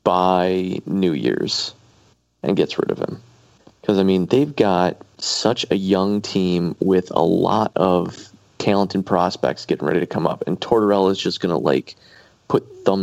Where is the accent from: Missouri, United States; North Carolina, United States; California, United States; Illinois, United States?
North Carolina, United States; I grew up in North Carolina, which is the weird thing